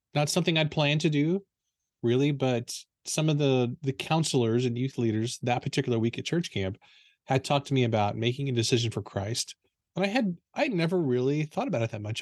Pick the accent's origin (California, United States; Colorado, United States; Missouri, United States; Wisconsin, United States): Missouri, United States; Potosi; I grew up in a small town in southeastern Missouri called Potosi